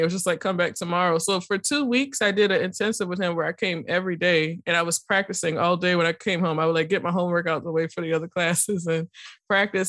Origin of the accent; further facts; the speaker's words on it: New Orleans, Louisiana, United States; growing up in New Orleans